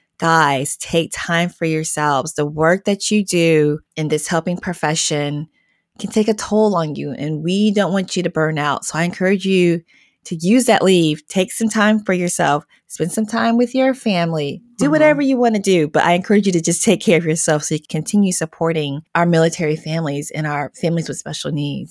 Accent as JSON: {"language": "English", "region": "Southwest", "country": "United States"}